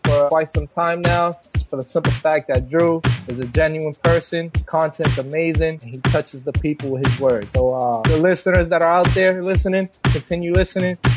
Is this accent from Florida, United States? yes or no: yes; Florida, United States; I'm from Florida.